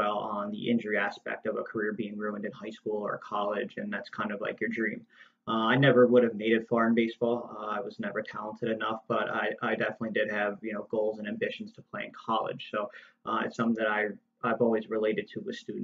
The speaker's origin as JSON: {"language": "English", "town": "Toms River", "region": "New Jersey", "country": "United States", "tie": "born or raised there", "said": "I grew up in Toms River, New Jersey"}